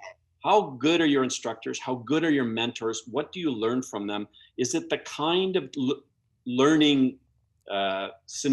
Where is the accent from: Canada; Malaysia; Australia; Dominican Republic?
Canada; also born or lived in California, United States / Germany; I flew as the Canadian exchange test pilot